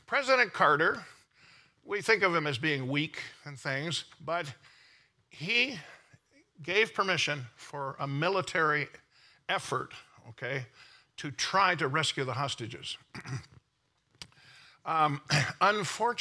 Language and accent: English; Canada; I'm from Canada. I have dual citizenship, Canada and America. I'm a Canadian-American